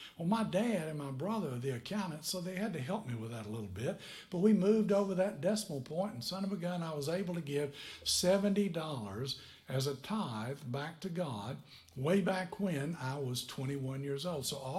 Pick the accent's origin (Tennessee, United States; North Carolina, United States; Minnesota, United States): Tennessee, United States; moved away as an adult; now in Niceville, United States; Somebody taught me about it when I was 21 years old. I came down here from Tennessee to Niceville, Florida.